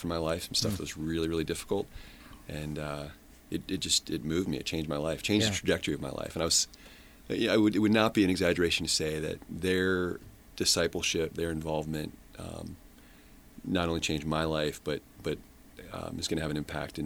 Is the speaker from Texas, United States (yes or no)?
no; Colorado, United States; moved away as an adult; also born or lived in Southern Maryland; now in Baltimore, United States; I was born in Southern Maryland. I grew up in Colorado